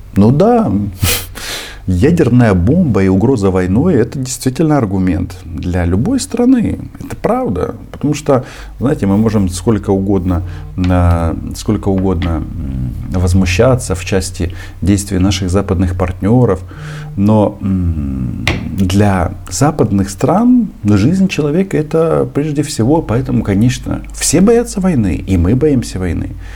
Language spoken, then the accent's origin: Russian; Ukraine; also born or lived in Kyiv; Я украинец. Это моя страна, и я отсюда никуда не собираюсь уезжать